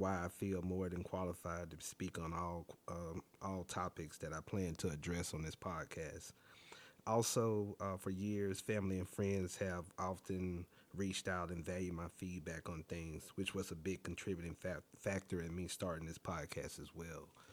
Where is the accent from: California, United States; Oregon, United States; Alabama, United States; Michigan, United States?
Alabama, United States; now in Washington, D.C., United States; born and raised in Alabama, but I live in multiple other cities as well and currently reside in Washington, D C.